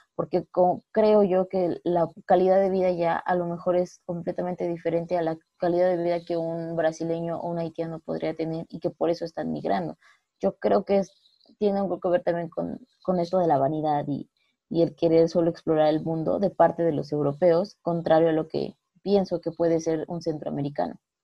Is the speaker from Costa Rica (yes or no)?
no; Mexico; nosotros como mexicanos